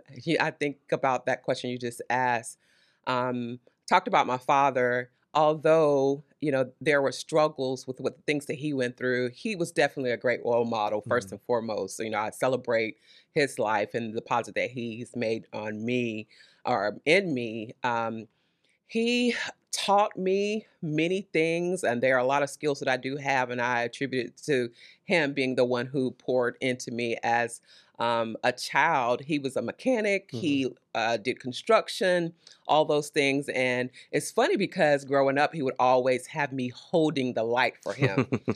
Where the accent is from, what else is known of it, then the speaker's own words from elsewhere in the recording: Conway, South Carolina, United States; now in Lexington, United States; Born and raised Lower South Carolina, a small town close to Myrtle Beach in the Conway area. Okay. So that's where I'm born and raised.